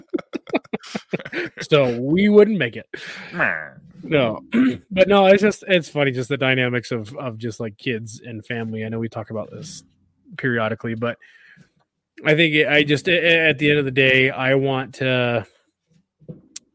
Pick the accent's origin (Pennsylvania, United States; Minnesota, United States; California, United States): California, United States; now in Utah, United States; growing up in California